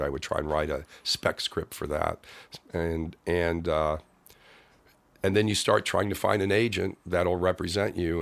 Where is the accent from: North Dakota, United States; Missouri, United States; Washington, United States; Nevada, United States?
Missouri, United States; Kansas City; moved away as an adult; also born or lived in Los Angeles; grew up in Kansas City, Missouri